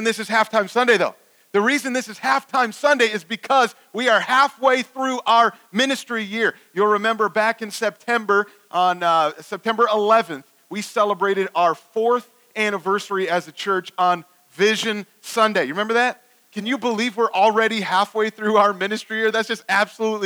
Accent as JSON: {"language": "English", "town": "Cleveland", "region": "Ohio", "country": "United States", "said": "I'm also from Cleveland"}